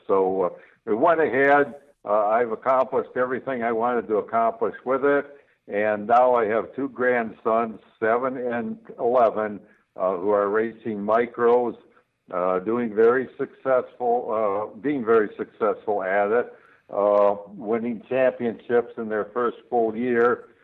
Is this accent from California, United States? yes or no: no; Michigan, United States; I've always lived in Michigan